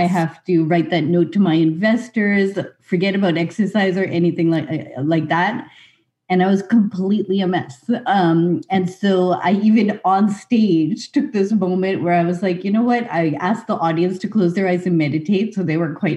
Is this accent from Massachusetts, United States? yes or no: yes; Lincoln, Massachusetts, United States; also born or lived in Winchester, Massachusetts; we grew up in Boston